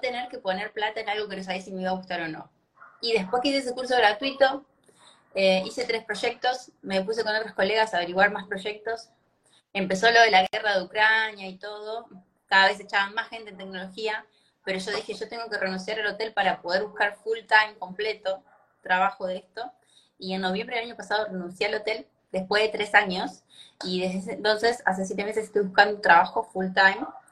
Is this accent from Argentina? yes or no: yes; Argentina; moved away as an adult; also born or lived in Italy / New Zealand / Australia; now in Germany; yo estoy viviendo en Alemania hace cuatro años, pero soy argentina